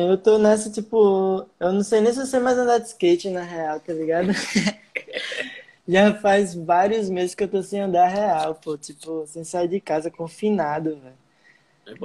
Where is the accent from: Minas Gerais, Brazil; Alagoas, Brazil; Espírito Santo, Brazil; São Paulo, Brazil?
Alagoas, Brazil; Maceió; eu sou de Maceió, né, Maceió Lagoas, comecei a andar de skate com uns, eu não lembro nem a idade, eu era muito, eu era criança